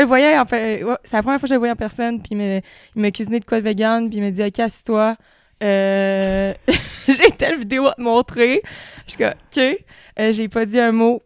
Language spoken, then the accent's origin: French; Beauce, Quebec, Canada; je viens de la Beauce